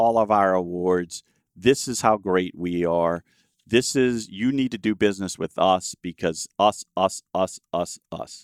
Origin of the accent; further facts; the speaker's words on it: Louisiana, United States; I was born in Louisiana